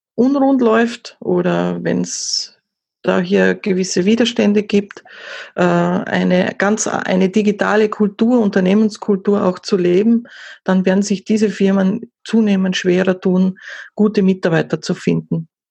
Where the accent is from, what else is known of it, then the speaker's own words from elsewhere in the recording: Austria; Vielleicht noch zum Dialekt ein bisschen, das werden wahrscheinlich die Hörer dann äh, schon wissen, oh, die muss aus Österreich kommen. Ja, ich komme aus Österreich